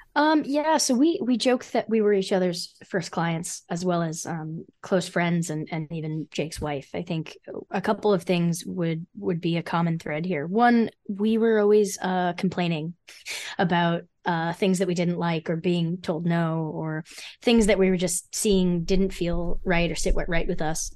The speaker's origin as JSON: {"language": "English", "town": "Freehold", "region": "New Jersey", "country": "United States", "tie": "born or raised there", "said": "I grew up in Freehold, New Jersey"}